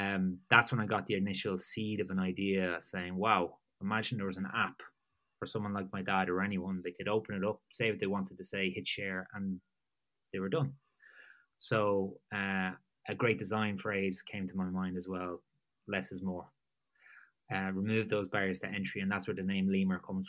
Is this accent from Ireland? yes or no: yes; Drogheda, Ireland; moved away as an adult; also born or lived in Gloucester / Dublin; my hometown of Drogheda in Ireland. That's on the east coast of Ireland